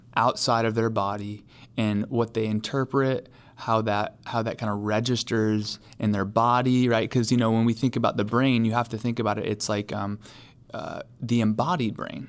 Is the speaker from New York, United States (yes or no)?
yes; New York, United States; now in Charlotte, United States; New York State.